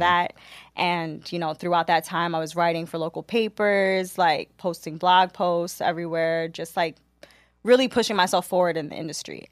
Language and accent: English; New York City, New York, United States; born and raised in Queens, New York